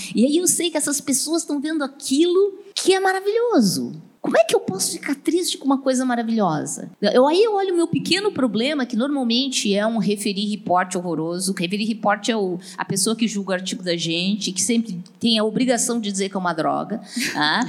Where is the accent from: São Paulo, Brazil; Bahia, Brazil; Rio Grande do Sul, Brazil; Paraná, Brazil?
Rio Grande do Sul, Brazil; Porto Alegre; eu sou de Porto Alegre, Porto Alegre tem muito vento